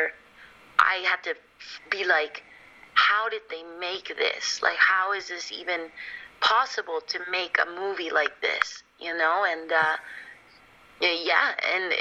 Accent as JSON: {"language": "English", "region": "Mexico City", "country": "Mexico", "tie": "born or raised there", "moved": "yes", "said": "that's like all my childhood, like growing up in Mexico City."}